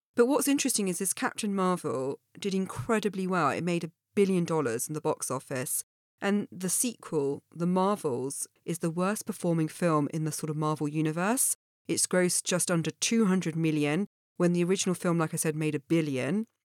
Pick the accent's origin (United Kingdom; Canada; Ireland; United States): United Kingdom; Dorset, South West England; my hometown in, uh, Dorset.